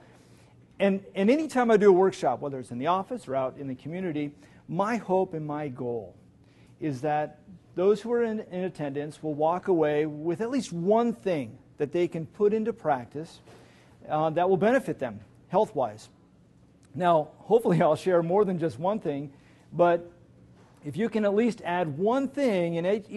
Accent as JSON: {"language": "English", "region": "West Coast", "country": "United States", "also_born_or_lived": "Kansas City / South Boston, Virginia", "moved": "as an adult", "lives_now": "Norfolk, United States", "said": "I'm originally from the West Coast, or some people call it the Left Coast"}